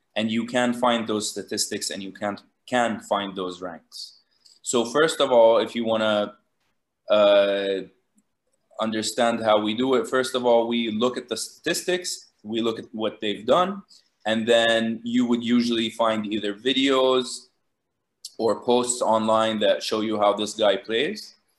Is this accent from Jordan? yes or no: yes; Jordan; also born or lived in Lebanon / Los Angeles, United States; I grew up in Jordan, and uh, I went to high school here